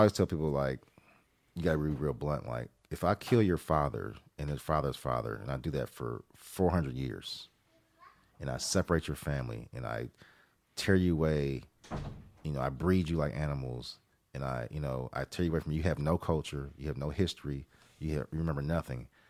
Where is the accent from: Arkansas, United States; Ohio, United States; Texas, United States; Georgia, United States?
Ohio, United States; Columbus; the city where I grew up in Columbus, Ohio